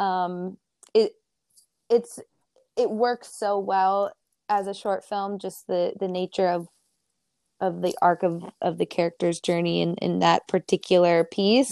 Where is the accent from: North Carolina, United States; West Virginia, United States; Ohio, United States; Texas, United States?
Ohio, United States; now in California, United States; growing up in Ohio